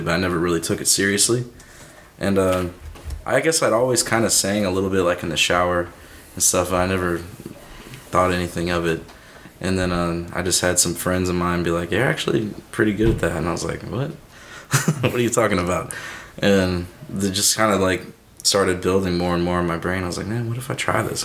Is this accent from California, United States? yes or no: no; Shiloh, Illinois, United States; also born or lived in Dupo, Illinois; I grew up in Shiloh, Illinois, okay. just like right between O'Fallon and Belleville